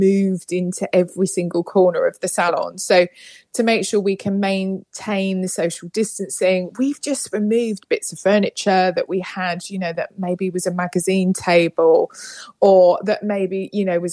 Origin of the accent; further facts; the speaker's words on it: United Kingdom; accent: British; I'm coming to you live and direct from the UK.